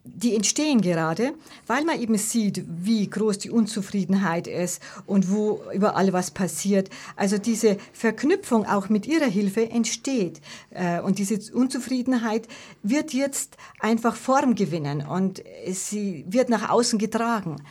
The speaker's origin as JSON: {"language": "German", "town": "Munich", "region": "Bavaria", "country": "Germany", "tie": "born or raised there", "said": "Giesing ist ja wirklich meine Heimat und die Heimat meiner Vorfahren, wie ich schon gesagt habe, seit Generationen."}